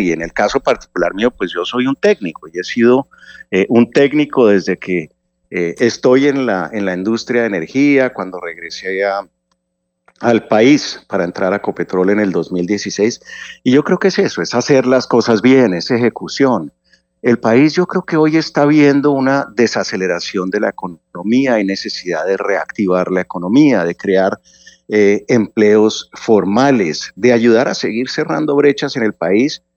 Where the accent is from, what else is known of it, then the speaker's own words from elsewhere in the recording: Colombia; como colombiano